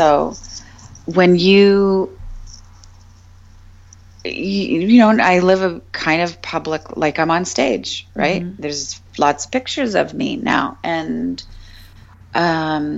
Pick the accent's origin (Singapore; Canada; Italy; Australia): Canada; I'm just a Canadian girl.